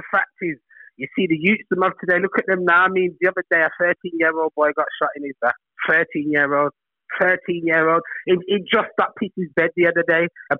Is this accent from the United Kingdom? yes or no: yes; England, United Kingdom; born there; my both parents are from Jamaica. Just because I'm born in England, that doesn't make me British. I'm Jamaican.